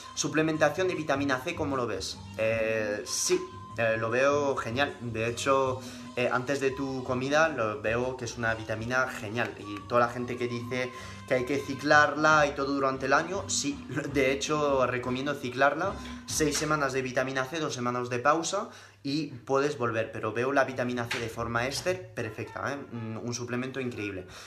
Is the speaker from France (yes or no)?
yes; France; first language French; Spanish is a second language; moved away as an adult; now in Spain; mis padres son españoles, pero yo aprendí el francés, o sea, pasé 19 años viviendo en Francia